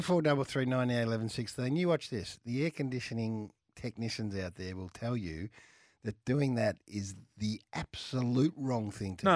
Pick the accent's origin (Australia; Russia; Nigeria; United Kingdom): Australia; I'm an Aussie too